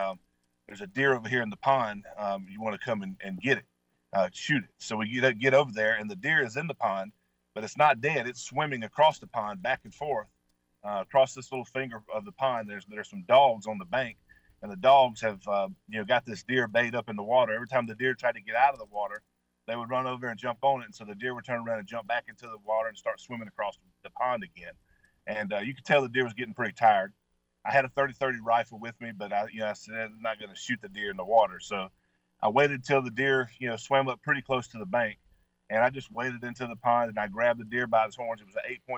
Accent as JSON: {"language": "English", "region": "Mississippi", "country": "United States", "tie": "born or raised there", "said": "I grew up hunting with in Mississippi"}